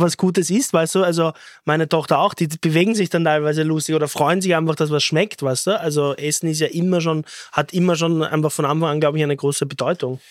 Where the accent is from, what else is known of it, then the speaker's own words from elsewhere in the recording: Austria; das ist unsere Kultur, wir sind Österreicher